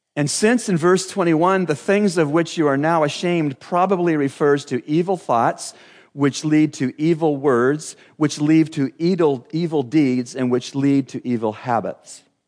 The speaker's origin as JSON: {"language": "English", "country": "Canada", "tie": "born or raised there", "said": "growing up in Canada, uh, my best friend, John Anderson, lived out every Canadian"}